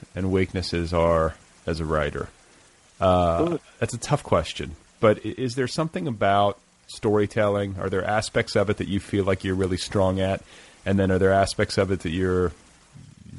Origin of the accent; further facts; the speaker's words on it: Midwest, United States; I was raised in the Midwest